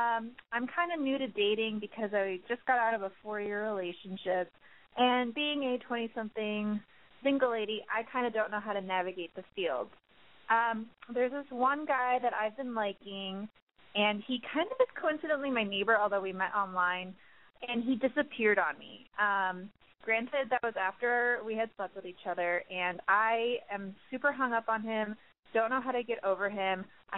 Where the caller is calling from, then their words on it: Chicago, Illinois, United States; I'm calling from Chicago. I'm 24.